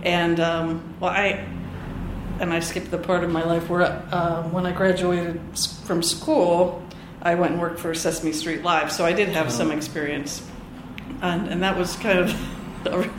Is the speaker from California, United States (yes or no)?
no; outside of Philadelphia, New Jersey, United States; I grew up outside of Philadelphia, New Jersey